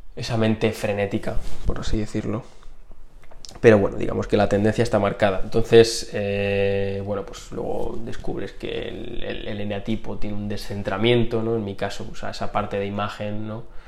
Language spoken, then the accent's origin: Spanish; Community of Madrid, Spain; decidí venirme a, a, mi ciudad natal, a mi casa, con mis padres